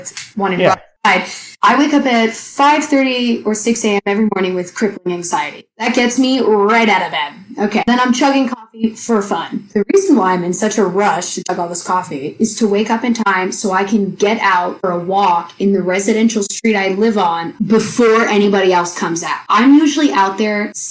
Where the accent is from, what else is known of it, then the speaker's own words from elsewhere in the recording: Canada; moved away; I'm Canadian, so we say our A's a little differently